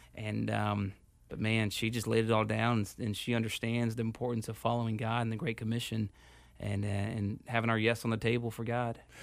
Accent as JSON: {"language": "English", "town": "Houston", "region": "Texas", "country": "United States", "tie": "born or raised there", "also_born_or_lived": "San Rafael, California", "moved": "as an adult", "lives_now": "Phoenix, United States", "said": "I grew up in Houston"}